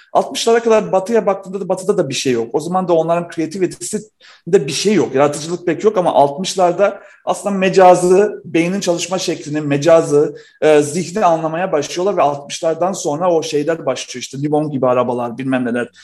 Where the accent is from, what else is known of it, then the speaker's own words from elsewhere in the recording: North Macedonia; now in Turkey; Artık olmayan bir ülkenin evladıyım. Yugoslavya'da doğdum